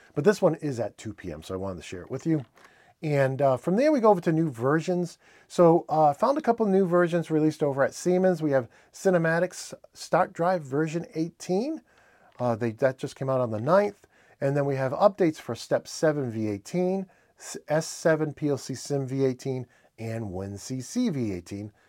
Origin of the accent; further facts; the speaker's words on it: New England, United States; accent: New England; my New England accent